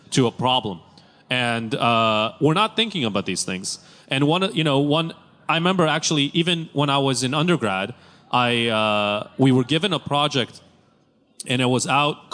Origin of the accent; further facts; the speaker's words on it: Tel Aviv, Tel Aviv District, Israel; Growing up in Tel Aviv, utilities were very expensive